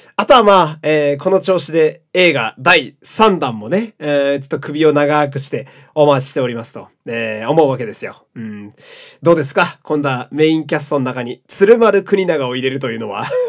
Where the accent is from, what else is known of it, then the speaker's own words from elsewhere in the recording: Fukui, Japan; 私あの、福井県のね、え ー、生まれ育ちなんですけれども